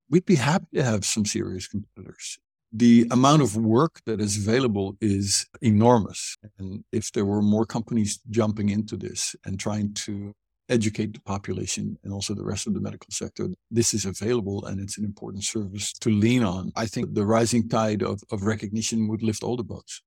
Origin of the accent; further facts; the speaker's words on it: Netherlands; moved away as an adult; also born or lived in Cambodia / Egypt; now in Hanoi, Vietnam; I was born and raised educated in Holland